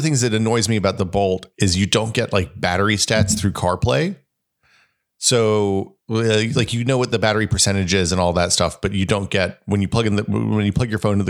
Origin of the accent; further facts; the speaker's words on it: Hickory Tree, Tennessee, United States; born there; Well, my parents bought this place before I was born in Hickory Tree because they were realtors then